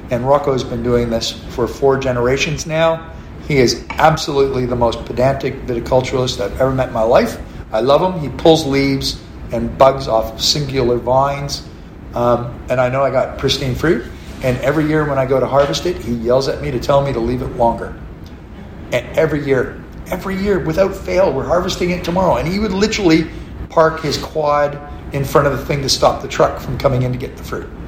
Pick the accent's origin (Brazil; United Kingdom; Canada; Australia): Australia; McLaren Vale, South Australia; And I go, no, I'm from McLaren Vale.